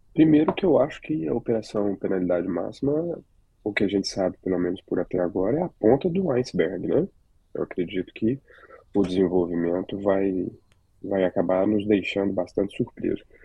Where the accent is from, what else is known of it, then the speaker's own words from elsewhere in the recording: Minas Gerais, Brazil; now in United States; eu sou de Minas Gerais